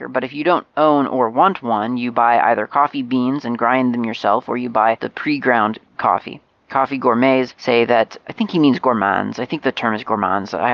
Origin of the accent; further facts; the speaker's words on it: Moscow, Russia; English is a second language; I'm from Mos- Moscow, Russia, and if you'll ever decide to come visit Moscow, give me a shout.